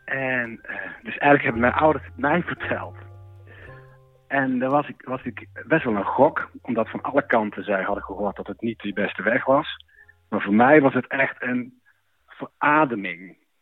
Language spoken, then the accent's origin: Dutch; Netherlands; moved away as an adult; Ik kwam uit Wimburg